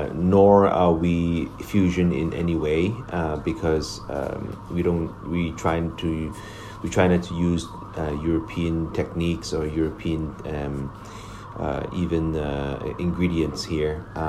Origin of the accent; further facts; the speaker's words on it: Canada; now in Hong Kong; and many years in Toronto, so I'm also Canadian.